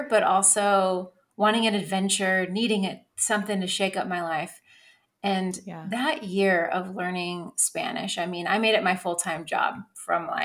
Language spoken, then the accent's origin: English; Northern California, United States; accent: American English; also born or lived in Davis, California; now in Texas, United States; I'm also half Italian but I never really identified with that side of myself. Growing up, I grew up in Northern California and in a very predominantly white neighborhood.